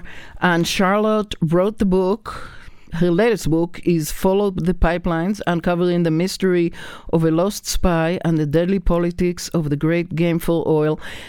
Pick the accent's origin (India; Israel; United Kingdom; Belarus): Israel; moved away; I, who grew up with the Balfour Declaration, I'm from Israel originally